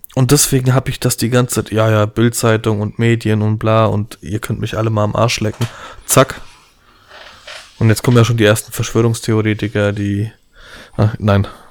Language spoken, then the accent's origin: German; Poland; ich bin Pole, wir haben ein bisschen viel Familie